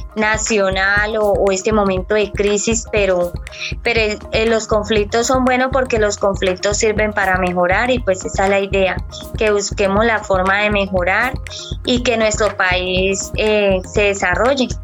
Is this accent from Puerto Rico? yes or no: no; Colombia; also born or lived in Barrancabermeja, Santander; los colombianos somos así, nos identificamos por esto